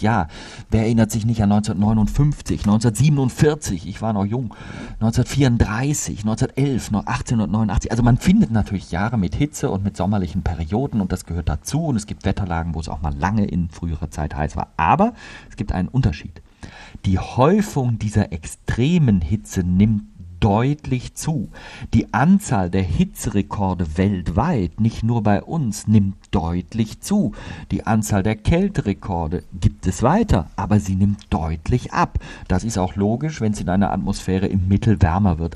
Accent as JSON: {"language": "German", "country": "Germany", "said": "bei uns in Deutschland"}